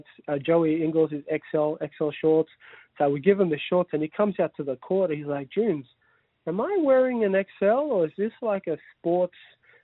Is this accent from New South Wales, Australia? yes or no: yes; Sydney, New South Wales, Australia; We grew up together. Like, we grew up and we're all in... I'm from Sydney originally.